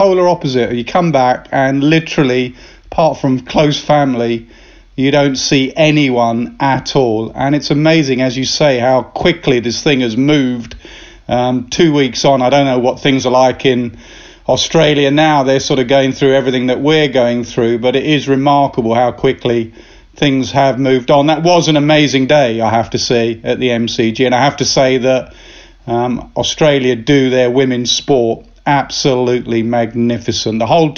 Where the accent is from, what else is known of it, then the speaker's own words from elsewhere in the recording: Chennai, Tamil Nadu, India; Well, I was brought up basically at the Chepauk Stadium